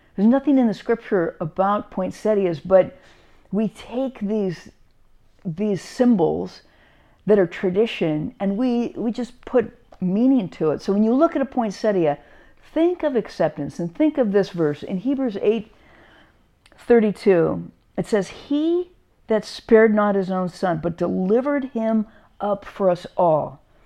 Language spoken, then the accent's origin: English; Carlsbad, California, United States; when we were growing up in Carlsbad, uh, my brothers and sisters and I, it didn't, didn't snow in Carlsbad